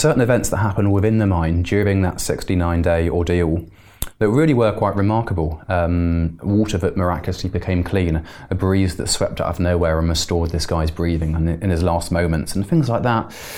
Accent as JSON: {"language": "English", "town": "Bristol", "region": "South West England", "country": "United Kingdom", "moved": "yes", "said": "I'm from Bristol originally"}